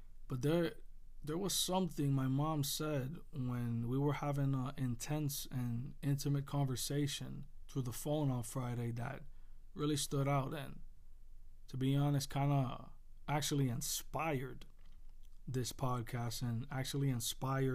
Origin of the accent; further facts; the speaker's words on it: Puerto Rico; I grew up in Puerto Rico